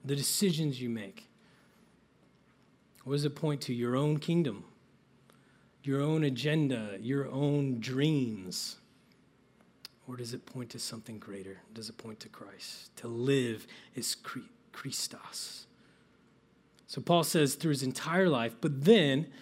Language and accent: English; Midwest, United States; I grew up in the Midwest